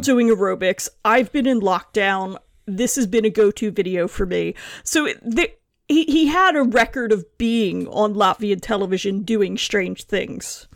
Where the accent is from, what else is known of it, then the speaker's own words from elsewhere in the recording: United States; now in London, United Kingdom; I'm an American living in London